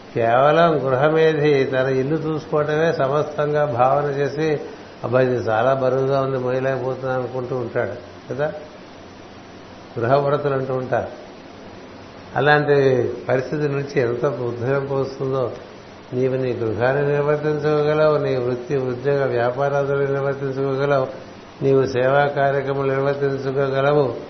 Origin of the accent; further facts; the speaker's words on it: Visakhapatnam, Andhra Pradesh, India; born or raised there